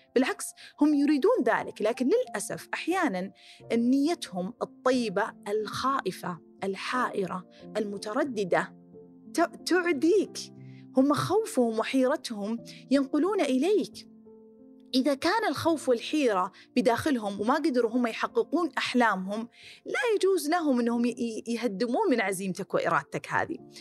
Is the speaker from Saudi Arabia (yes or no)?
yes; Khobar / Dammam, Eastern Province, Saudi Arabia; moved away